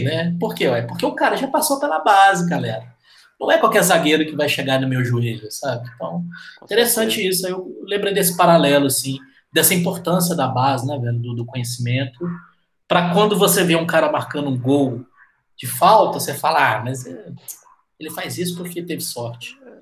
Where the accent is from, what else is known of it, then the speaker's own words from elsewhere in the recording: Minas Gerais, Brazil; como bom mineiros que somos